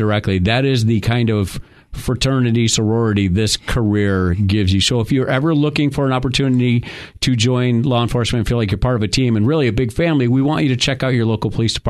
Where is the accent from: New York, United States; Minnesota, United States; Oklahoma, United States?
New York, United States; moved away; I'm from New York